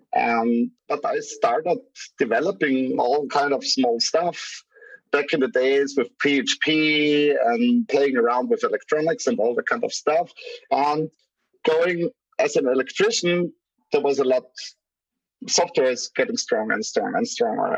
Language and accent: English; Graz, Styria, Austria; my city, from Graz, from the from my hometown